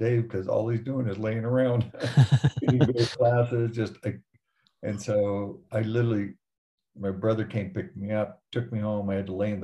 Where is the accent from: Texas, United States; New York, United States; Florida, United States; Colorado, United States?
Colorado, United States; Denver; I grew up in Denver, went to Wheat Ridge High School